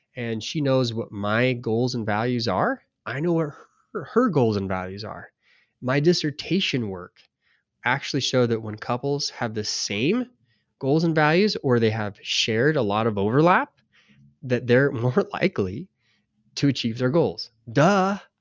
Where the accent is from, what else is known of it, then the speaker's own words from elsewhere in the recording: United States; we're American.